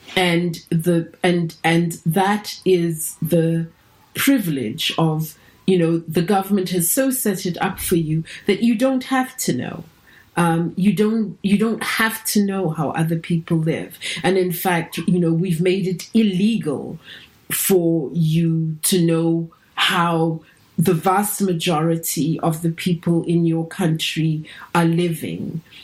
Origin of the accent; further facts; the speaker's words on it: South Africa; also born or lived in Cape Town; now in Amstelveen, Netherlands; I self-identify first as as being South African